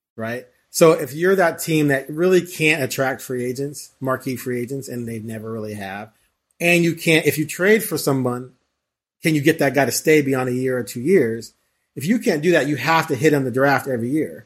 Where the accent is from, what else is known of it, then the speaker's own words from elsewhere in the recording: Bay Area, California, United States; also born or lived in Chicago; originally from Chicago, but I, I, I discovered, well, my parents moved when I was five to the Bay Area